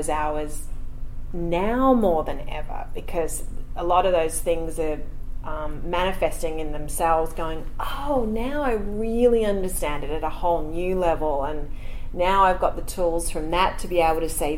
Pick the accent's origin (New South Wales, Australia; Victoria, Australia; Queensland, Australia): New South Wales, Australia; Sydney; moved away as an adult; also born or lived in Los Angeles, United States; now in Sydney, Australia; I actually grew up around St. Ives, Terry Hills.